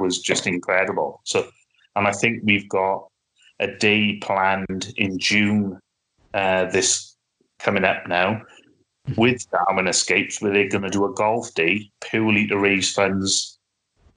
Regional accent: Wales, United Kingdom; I'm not English, I'm Welsh

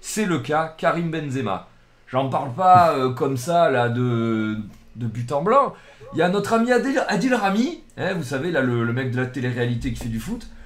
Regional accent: Marseille, Provence-Alpes-Côte d'Azur, France; si moi je suis de Marseille avec le maillot

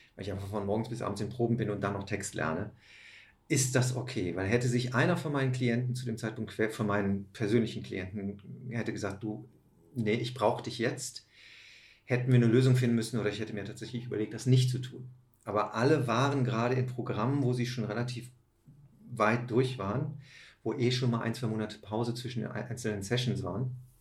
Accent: Aachen, North Rhine-Westphalia, Germany; moved away; habe einen Käfig voller Narren gespielt in meiner Heimatstadt

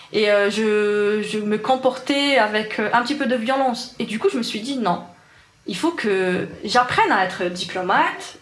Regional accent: Algiers, Algiers Province, Algeria; French is a second language; moved away as an adult; now in France; j'ai grandi à Alger, dans un quartier populaire.

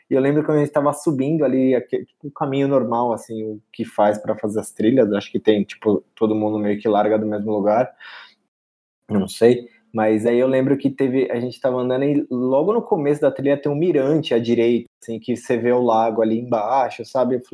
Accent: São Paulo, Brazil; que brasileiro, tipo, a gente é de São Paulo, tem sol pra caralho aqui, mano

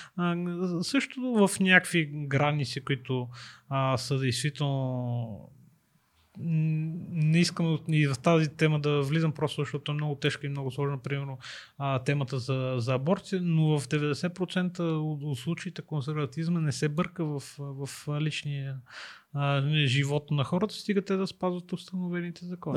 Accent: Sofia, Sofia City, Bulgaria; Аз също съм от Хаджи Димитър, аз не съм от да. центъра на, на София

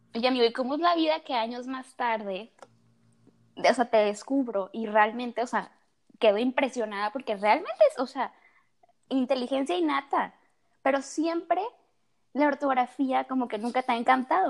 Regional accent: Tabasco, Mexico; moved away as an adult; also born or lived in Monterrey; yo estudio en Monterrey, pero yo nací en Tabasco, entonces yo vivo aquí en Tabasco

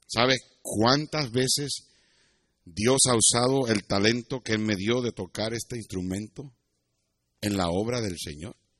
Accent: Puerto Rico; moved away as an adult; also born or lived in United States; cuando yo me fui de Puerto Rico a los 17 años

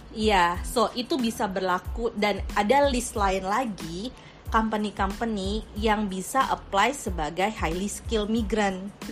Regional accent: Indonesia; moved away; kita kan orang Indo nih ceritanya yang di luar negeri

